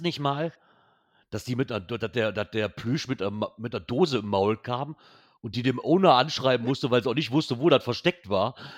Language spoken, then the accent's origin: German; Germany; als Deutscher